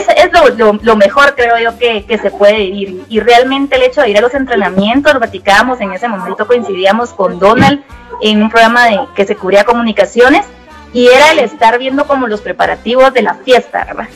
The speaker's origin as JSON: {"language": "Spanish", "country": "Guatemala", "said": "aquí, ¿verdad? En mi país"}